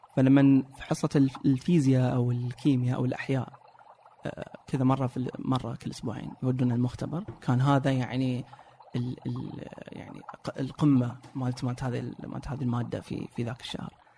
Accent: Saudi Arabia; عندنا في السعوديه

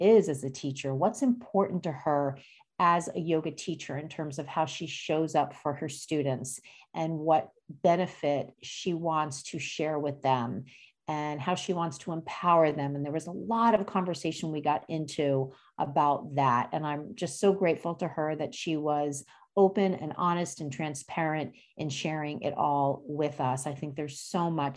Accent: New Jersey, United States; moved away as an adult; also born or lived in Bronx, New York; now in Boston, United States; I grew up in New Jersey

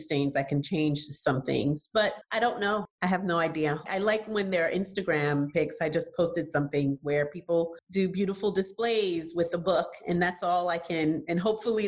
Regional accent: New York City, New York, United States; also born or lived in Haiti; I grew up in New York City and I was a child when the Central Park Five

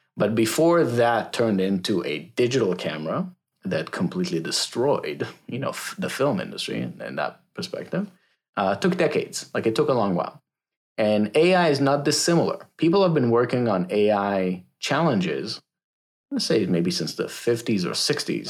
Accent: Israel; moved away as an adult; now in United States; I am originally from Israel, so I moved to the States twelve years ago. So born and raised in Israel

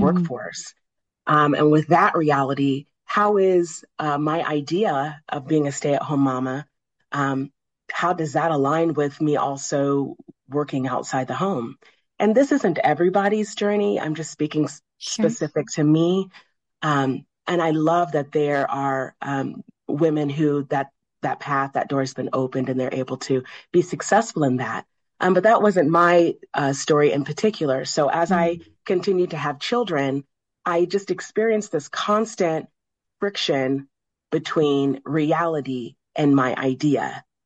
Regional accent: Midwest, United States; I grew up in the Midwest.

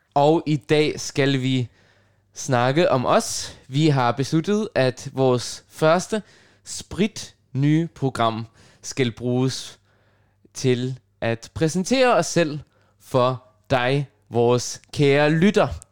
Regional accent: Copenhagen, Capital Region of Denmark, Denmark; first language Russian and Arabic; Danish is a second language; jeg er født og opvokset på Nørrebro i København

